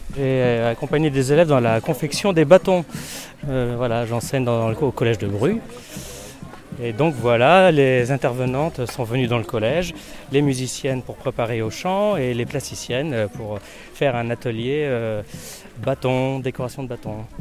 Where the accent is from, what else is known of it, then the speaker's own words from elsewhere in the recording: Noyal-Châtillon-sur-Seiche, Brittany, France; moi je suis de Noyal-Châtillon.